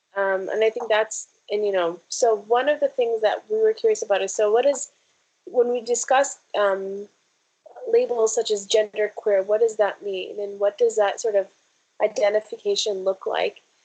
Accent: Ohio and Michigan, Midwest, United States; I'm from Ohio and Michigan

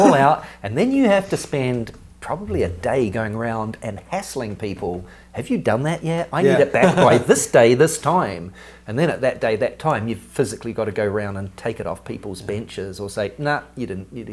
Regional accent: New Zealand; I was nobody from New Zealand, this little boy from the bush in New Zealand

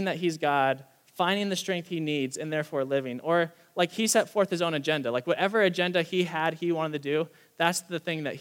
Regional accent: United States

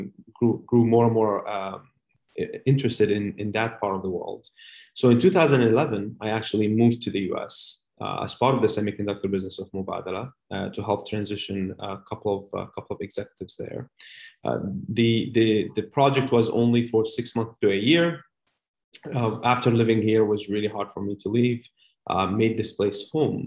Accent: Amman, Amman Governorate, Jordan; moved away as an adult; also born or lived in United Arab Emirates; So I'm originally actually from Amman, Jordan, in the Middle East.

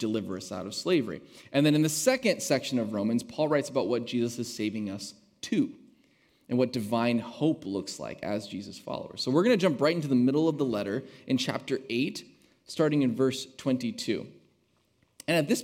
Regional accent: United States; also born or lived in Hillsboro, Oregon; as an American citizen

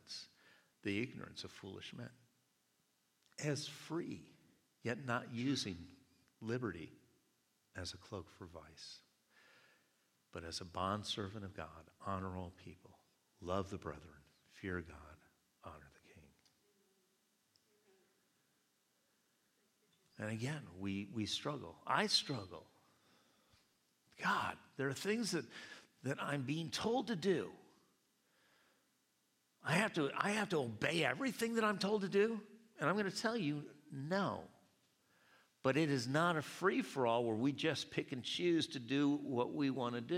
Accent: United States; I'm an American too

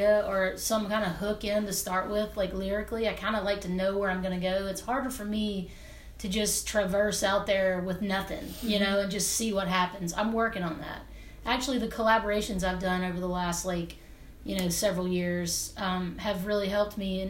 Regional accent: Hernando, Mississippi, United States; I'm from Northwest Mississippi, right outside of Memphis, Tennessee. My parents still live in Hernando, where I'm from.

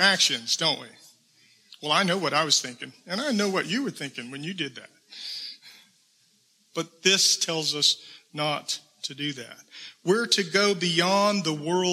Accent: South Georgia, United States; I'm from South Georgia. I'm a little bit of a redneck

